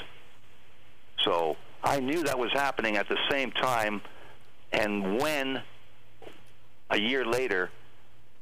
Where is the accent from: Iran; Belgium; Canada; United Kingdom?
Canada; Thunder Bay, Ontario; a friend that I grew up with in Thunder Bay, my hometown